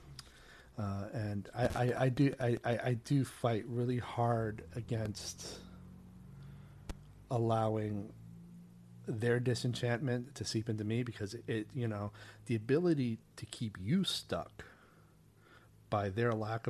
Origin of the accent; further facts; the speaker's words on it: a small island off the coast of Maine, United States; moved away; I grew up on a small island off the coast of Maine.